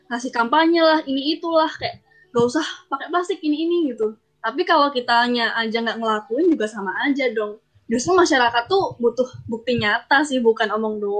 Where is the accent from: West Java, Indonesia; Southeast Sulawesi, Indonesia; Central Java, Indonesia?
Central Java, Indonesia; Surakarta; uh, aku dari Solo halo gitu